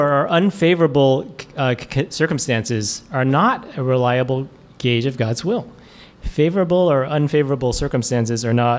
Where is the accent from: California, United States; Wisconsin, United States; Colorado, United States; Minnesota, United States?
California, United States; Oakland; we were growing up in Oakland at the church there.